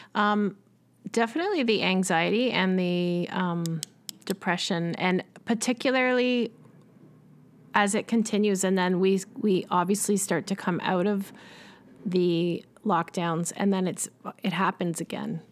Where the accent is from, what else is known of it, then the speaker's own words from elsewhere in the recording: Richmond Hill, Ontario, Canada; I grew up in Richmond Hill, Ontario, which is just north of Toronto.